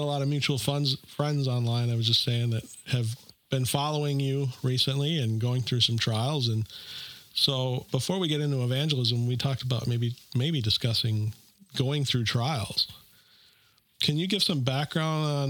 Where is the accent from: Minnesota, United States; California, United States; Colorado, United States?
Minnesota, United States; also born or lived in Fargo, North Dakota; I'm from Minnesota